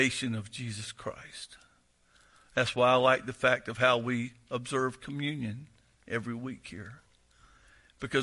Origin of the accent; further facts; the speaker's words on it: the South, United States; I'm from the South